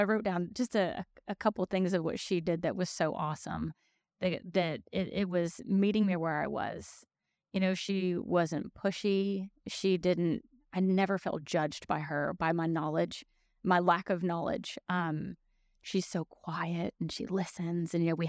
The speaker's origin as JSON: {"language": "English", "region": "Tennessee", "country": "United States", "tie": "born or raised there", "also_born_or_lived": "Chicago", "said": "I was born in Chicago, but I was raised here in Middle Tennessee."}